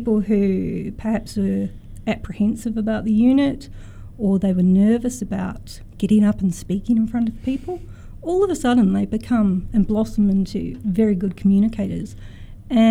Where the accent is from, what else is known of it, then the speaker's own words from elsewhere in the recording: New Zealand; now in Australia; I'm originally a New Zealander